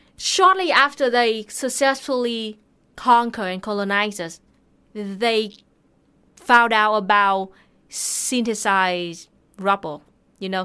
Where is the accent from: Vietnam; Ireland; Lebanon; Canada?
Vietnam; Thanh Hoa; my hometown, Thanghua